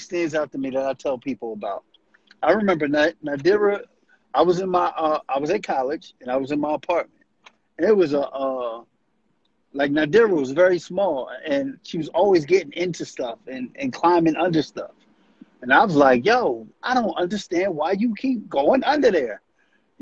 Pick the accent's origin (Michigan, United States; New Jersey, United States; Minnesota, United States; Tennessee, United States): New Jersey, United States; Camden; also born or lived in Southwest Philadelphia; I am from Camden, New Jersey.